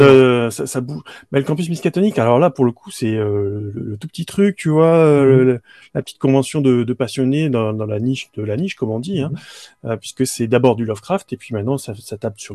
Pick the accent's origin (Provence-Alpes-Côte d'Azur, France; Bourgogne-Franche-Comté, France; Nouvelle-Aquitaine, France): Provence-Alpes-Côte d'Azur, France; Bouches-du-Rhône; je suis originaire des Bouches-du-Rhône